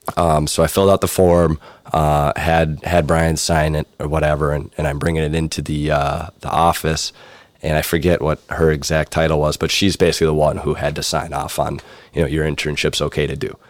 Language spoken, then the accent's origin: English; Buffalo, New York, United States; moved away as an adult; coming from Buffalo, New York